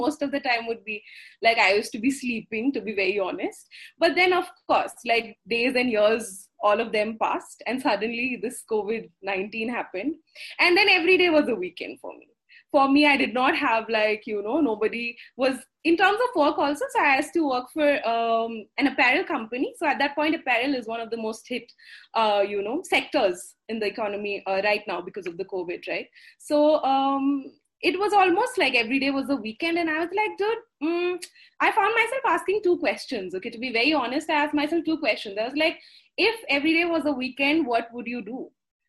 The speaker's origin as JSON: {"language": "English", "region": "Assam", "country": "India", "first_language": "Assamese", "second_language": "English", "said": "Moromere means with love. In Assamese being my mother tongue."}